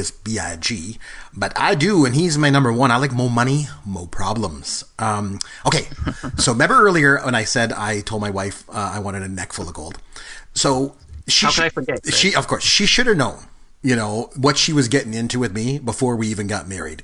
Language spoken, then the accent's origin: English; Port Elgin, Ontario, Canada; moved away; we decided to go back to my hometown. I'm from a town in Ontario called Port Elgin